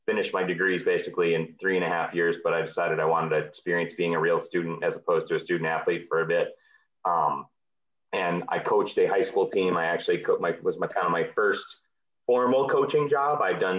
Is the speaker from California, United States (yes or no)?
no; Lincoln, Nebraska, United States; now in Minneapolis, United States; I started diving in 1979 as 7 years old. And growing up in Lincoln, Nebraska.